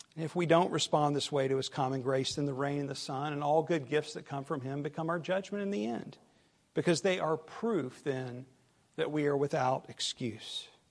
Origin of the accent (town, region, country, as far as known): the South, United States; accent: southern